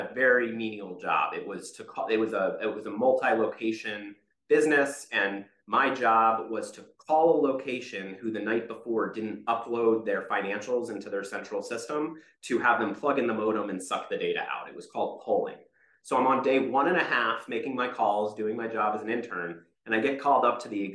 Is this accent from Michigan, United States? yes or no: no; Rockville, Maryland, United States; I grew up just outside of Washington, D.C. in Rockville, Maryland